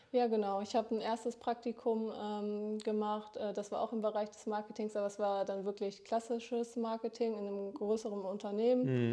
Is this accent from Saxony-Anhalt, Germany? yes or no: no; Dortmund, North Rhine-Westphalia, Germany; moved away as an adult; now in Oldenburg, Germany; komme gebürtig aus Dortmund und bin zum Studium nach Oldenburg gezogen